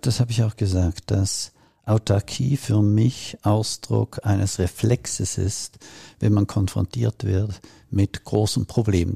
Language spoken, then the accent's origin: German; Switzerland; ich komme aus der Schweiz